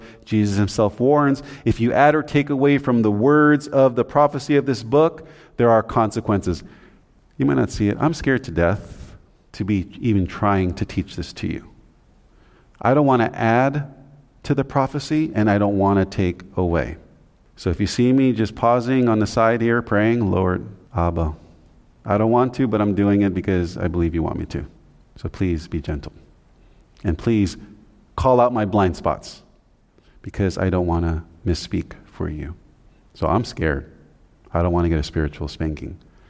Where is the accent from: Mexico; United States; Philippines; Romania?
Philippines; We have some, we're from the Philippines, some of us. That's an island.